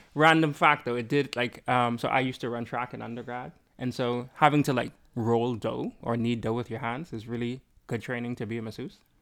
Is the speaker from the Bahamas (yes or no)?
yes; Bahamas; moved away; I'm from the Bahamas